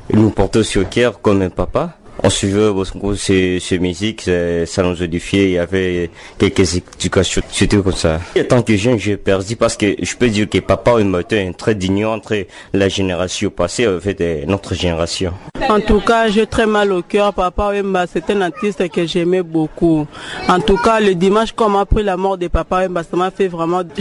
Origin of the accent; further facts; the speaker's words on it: Kinshasa, DR Congo; J'ai grandi à Matongé